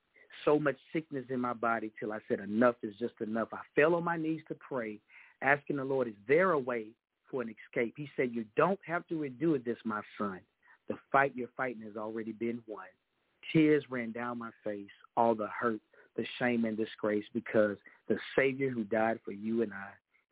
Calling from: Texas, United States; I am calling from the Lone Star State, Texas, the greatest state in the United States on this mainland.

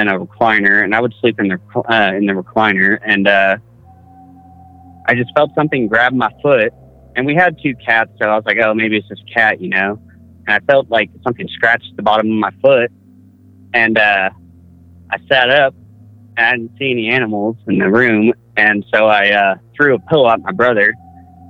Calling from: Boise, Idaho, United States; I'm calling from Boise, Idaho

